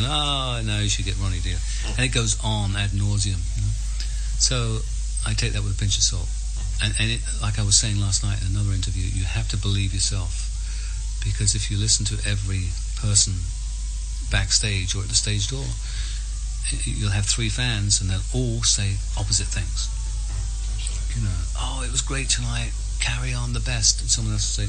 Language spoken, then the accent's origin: English; England, United Kingdom; I'm English